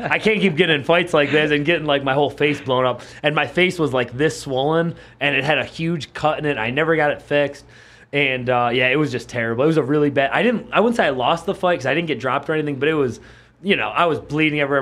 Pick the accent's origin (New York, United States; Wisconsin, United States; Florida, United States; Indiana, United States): New York, United States; Buffalo; where I grew up in Buffalo, we would go to Chippewa Street